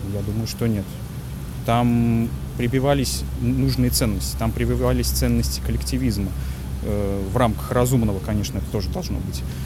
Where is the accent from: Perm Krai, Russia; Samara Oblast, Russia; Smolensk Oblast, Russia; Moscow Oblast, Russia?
Samara Oblast, Russia; moved away as an adult; also born or lived in Kazan; Сам я, конечно, родом с Самарской области